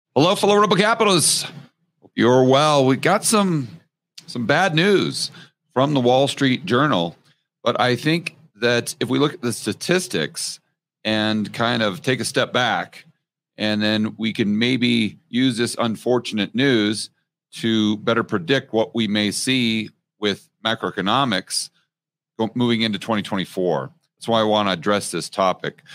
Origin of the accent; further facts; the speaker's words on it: United States; as an American